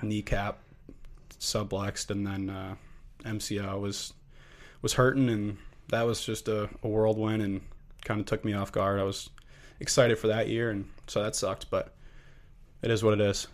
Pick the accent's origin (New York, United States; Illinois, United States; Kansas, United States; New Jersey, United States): Illinois, United States; Lake Zurich; moved away as an adult; I am from Lake Zurich, Illinois, suburb of Chicago. Um, grew up with an incredible family back home.